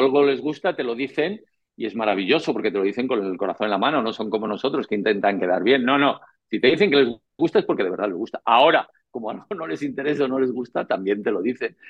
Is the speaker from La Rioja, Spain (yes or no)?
no; Madrid, Community of Madrid, Spain; also born or lived in Tenerife; nací en Madrid el 5 de julio de 1968, en el barrio de Carabanchel